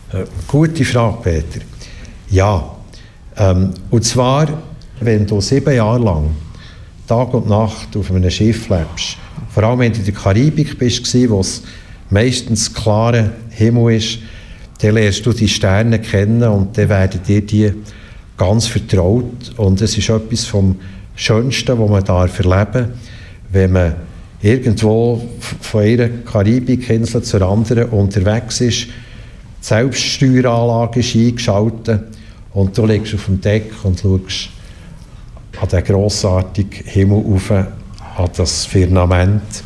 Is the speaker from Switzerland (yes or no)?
yes; Bern, Switzerland; moved away as an adult; also born or lived in Bümpliz; Ich bin ähm, in Bern geboren, dort aufgewachsen